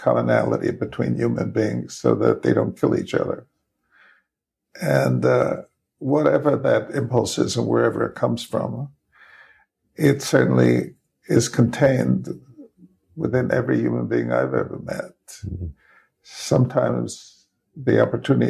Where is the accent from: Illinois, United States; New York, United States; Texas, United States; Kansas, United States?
New York, United States; New York City; I grew up in the Bronx